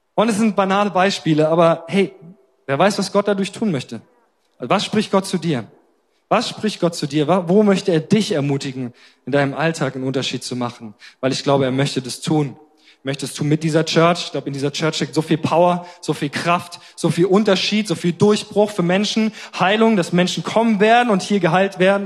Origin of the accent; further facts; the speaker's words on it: Germany; als Deutsche